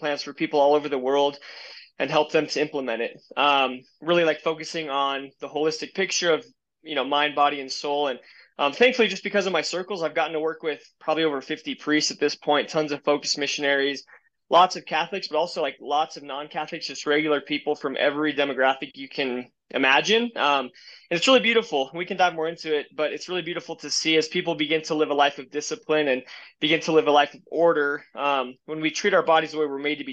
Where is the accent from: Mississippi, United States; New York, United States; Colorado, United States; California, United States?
Colorado, United States; I was born and raised in Colorado